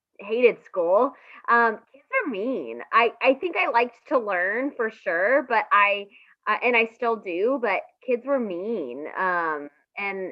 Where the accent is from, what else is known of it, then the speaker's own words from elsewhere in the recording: Raleigh, North Carolina, United States; I grew up in Raleigh. Very fortunate to have grown up here.